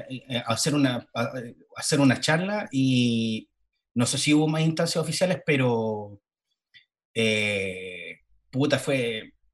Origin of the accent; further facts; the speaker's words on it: Valparaíso, Chile; Dije, ah, ah, de, ah. Valparaíso, Chile.